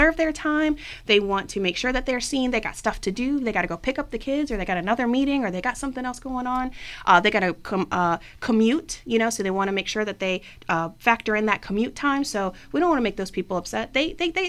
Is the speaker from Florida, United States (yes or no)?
no; Richmond, Virginia, United States; I have lived in Northern Virginia and I am from Richmond as well